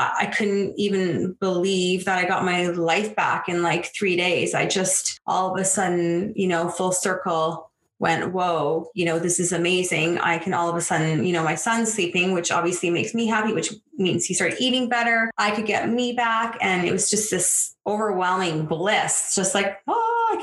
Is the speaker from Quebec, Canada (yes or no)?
no; just outside of Toronto, Ontario, Canada; moved away as an adult; also born or lived in western Canada; I'm from Ontario, just outside of Toronto. I live here now. I was born and raised here.